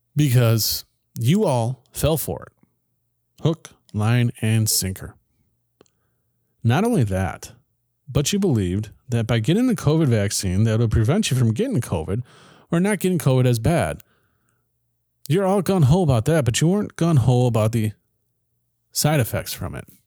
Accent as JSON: {"language": "English", "country": "United States", "said": "our own country"}